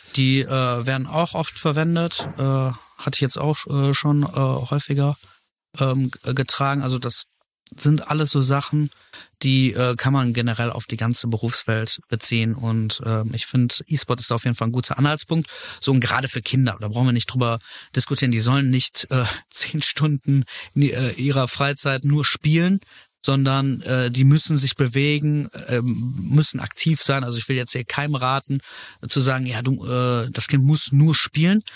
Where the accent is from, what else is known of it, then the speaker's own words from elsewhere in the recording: Velbert, North Rhine-Westphalia, Germany; also born or lived in Essen / Heiligenhaus; Ich bin in Fellbad geboren